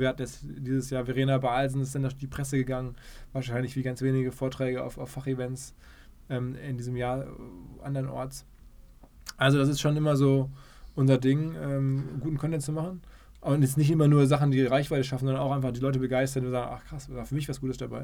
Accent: Essen, North Rhine-Westphalia, Germany; moved away as an adult; also born or lived in New York, United States; now in Hamburg, Germany; Ich komme aus dem Ruhrgebiet, bin in Essen geboren

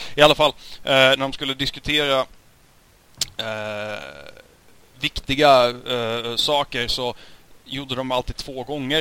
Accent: Sweden; för oss som svenskar

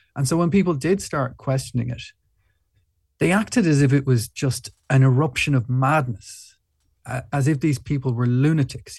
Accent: Ireland; I'm from Ireland

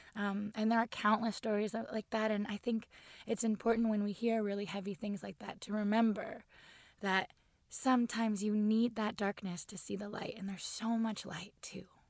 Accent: Barrie, Ontario, Canada; moved away; I grew up on the water in Barrie

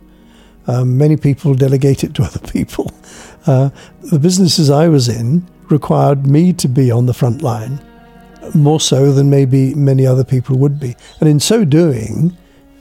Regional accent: North Wales, United Kingdom; moved away as an adult; also born or lived in Israel; now in Franklin, Tasmania, Australia; I was born in 1939 in North Wales

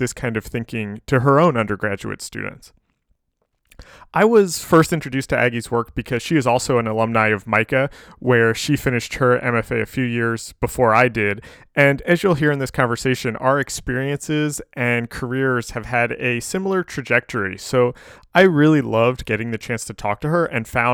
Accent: Indiana, United States; I grew up in Indiana

